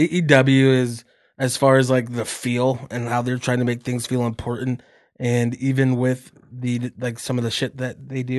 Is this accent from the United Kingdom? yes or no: no; Calgary, Alberta, Canada; It wasn't my hometown. It was in Montreal. It's French Canada. Not the real Canada, like in Calgary.